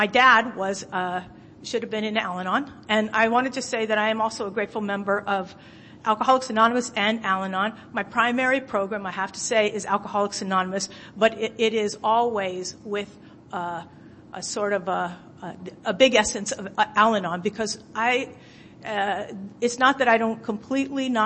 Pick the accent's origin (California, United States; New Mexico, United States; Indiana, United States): California, United States; San Francisco; now in Oakland, United States; I was born and raised in San Francisco, California, but I actually live in Oakland, California now.